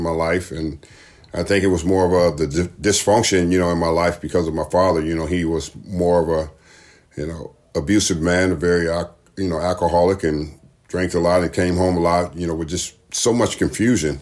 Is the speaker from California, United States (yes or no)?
yes; Los Angeles, California, United States; I was brought up in Watts, California